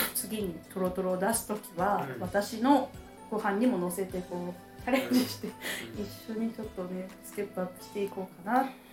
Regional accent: Ishikawa, Japan; 私は石川県です

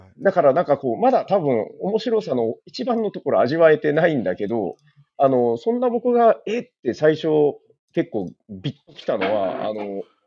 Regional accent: Nagasaki, Japan; 私、長崎

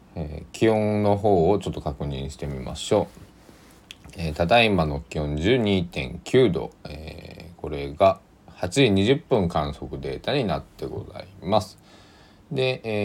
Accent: Kochi, Japan; 僕の生まれ育った高知

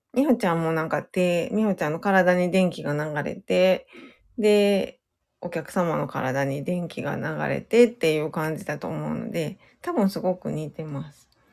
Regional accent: Kyoto, Japan; now in Osaka, Japan; 出身は京都です。京都の、京都市です。

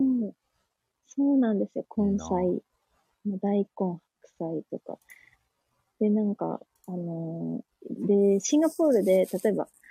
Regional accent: Gifu, Japan; moved away as an adult; now in Singapore; 私の実家の岐阜に基本はいるっていう感じで

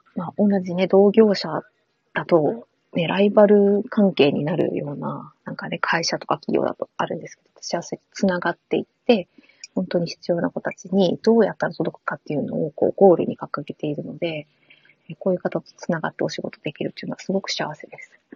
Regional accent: Fukuoka, Japan; 九州、同じです。私、福岡です

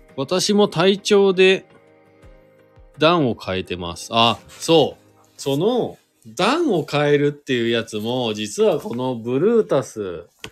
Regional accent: Shizuoka, Japan; now in Hakuba, Japan; 静岡県出身でスノーボードが好きで白馬に引っ越してきた

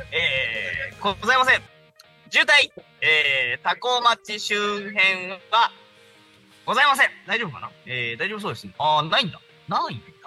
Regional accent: Arakawa, Tokyo, Japan; 私はだって荒川区の出身です。

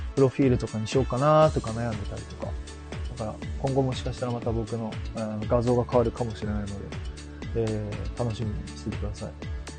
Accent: Kyushu, Japan; accent: Kyushu dialect; moved away; 僕は九州です

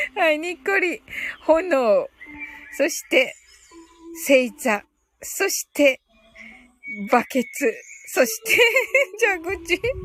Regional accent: Kyushu, Japan; 私もね、九州人だから

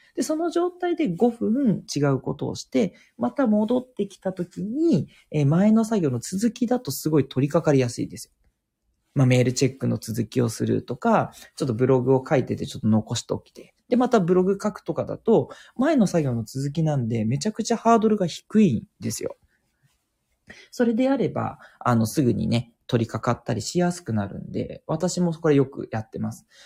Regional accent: Tokyo, Japan; 東京育ちで、あの、東京でずっと過ごしてきた

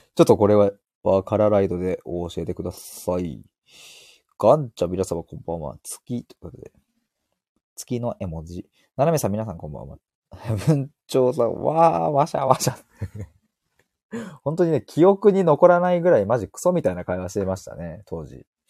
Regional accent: Chiba, Japan; 僕、千葉県民でございます

